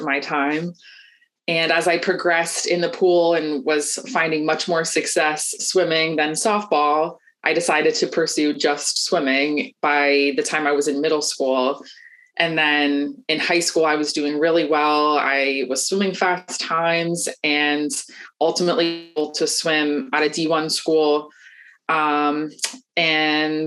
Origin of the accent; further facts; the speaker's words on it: Atlanta, Georgia, United States; I'm from Atlanta, Georgia, born and raised, always lived here